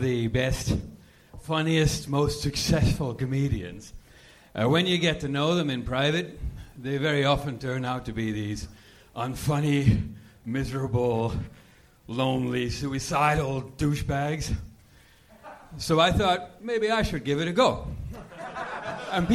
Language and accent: English; Belgium; English is a second language; moved away; I'm from Belgium.